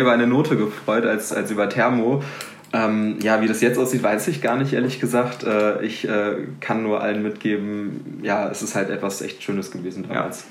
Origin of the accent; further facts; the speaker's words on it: Ruhr area, North Rhine-Westphalia, Germany; moved away as an adult; now in Aachen, Germany; Ich komme aus Mal, das ist im Ruhrgebiet